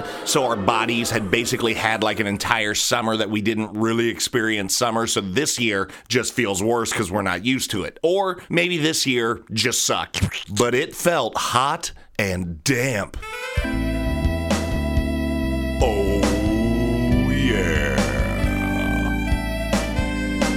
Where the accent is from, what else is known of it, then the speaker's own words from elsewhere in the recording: Columbus, Ohio, United States; I am from Columbus, Ohio